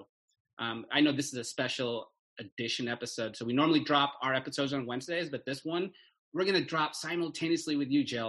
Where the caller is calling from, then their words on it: Livermore, California, United States; And I do want to acknowledge that I am coming from Livermore, California, which is the ancestral homeland of the Ohlone people.